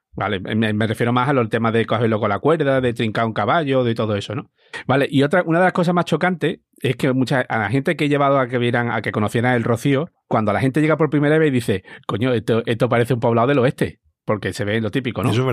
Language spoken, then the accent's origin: Spanish; Almonte, Andalusia, Spain; mi pueblo que está en Almonte, en la provincia de Huelva